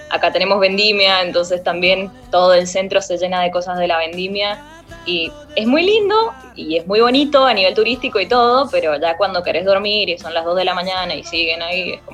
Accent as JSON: {"language": "Spanish", "town": "Guaymallén", "region": "Mendoza", "country": "Argentina", "said": "Sí, Guaymallén, Mendoza."}